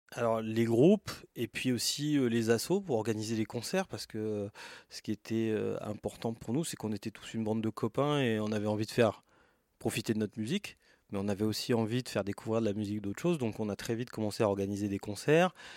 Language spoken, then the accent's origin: French; Yvelines, Île-de-France, France; je suis né, j'ai grandi en France.